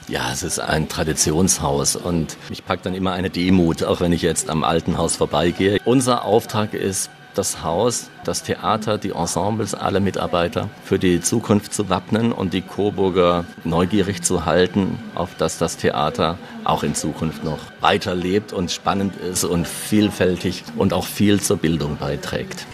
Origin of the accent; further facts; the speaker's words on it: East Germany, Germany; Ich bin Ossi